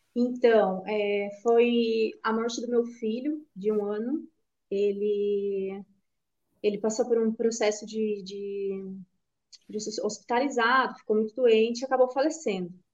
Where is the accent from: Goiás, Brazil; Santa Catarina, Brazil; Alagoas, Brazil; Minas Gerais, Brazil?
Santa Catarina, Brazil; Canoinhas; now in Criciúma, Brazil; apesar de atualmente eu estar morando em Criciúma, mas eu sou natural de Canoinhas, que é o norte do estado.